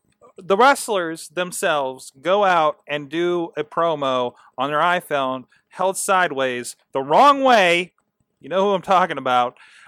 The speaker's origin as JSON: {"language": "English", "region": "Pennsylvania", "country": "United States", "said": "Okay, I'm from Mercer County. I understand the internet problem out in the cut, okay?"}